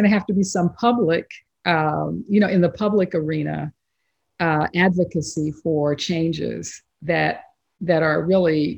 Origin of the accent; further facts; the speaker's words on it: East Texas, United States; I grew up in East Texas